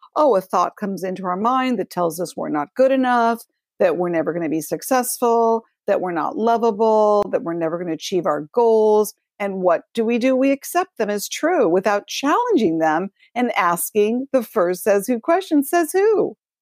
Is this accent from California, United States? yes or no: yes; Los Angeles, California, United States; I grew up in Los Angeles.